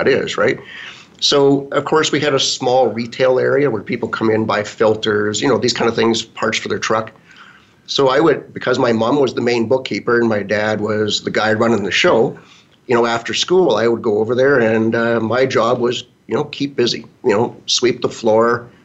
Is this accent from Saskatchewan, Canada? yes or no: yes; Saskatchewan, Canada; moved away as an adult; also born or lived in Regina, Saskatchewan / Melville, Saskatchewan / Kelowna, British Columbia / Estevan, Saskatchewan; now in High River, Canada; Born in Regina. Lived there till I was like five. Moved to Melville, Saskatchewan, population about 9,000 people. Went to about grade six of my life there. Moved to Kelowna from there. Went through, call it junior high. From there, we moved to Estevan, Saskatchewan